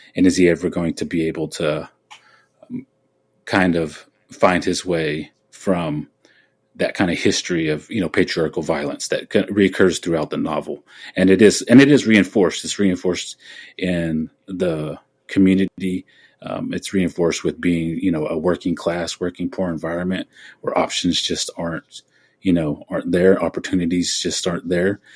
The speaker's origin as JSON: {"language": "English", "region": "Oklahoma", "country": "United States", "tie": "born or raised there"}